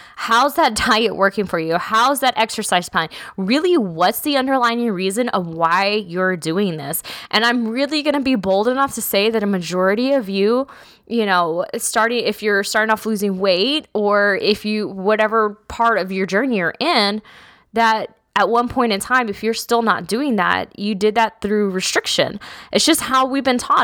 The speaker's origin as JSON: {"language": "English", "region": "South Texas", "country": "United States", "tie": "born or raised there", "said": "I grew up in South Texas"}